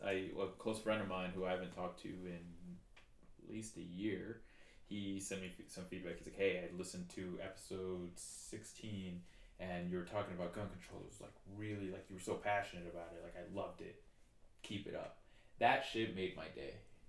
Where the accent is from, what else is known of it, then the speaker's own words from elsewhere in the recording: Utah, United States; so it's We're from Utah.